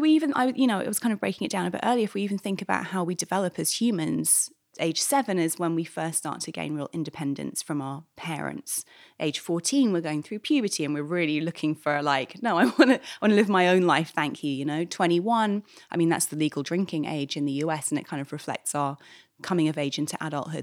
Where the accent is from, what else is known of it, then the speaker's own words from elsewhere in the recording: London, United Kingdom; moved away as an adult; now in New York, United States; I'm from London originally